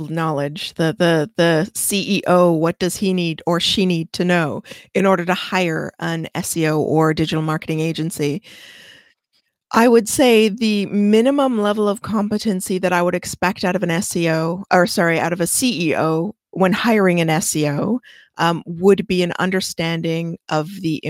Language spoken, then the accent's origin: English; Canada; I don't know inches. I'm Canadian.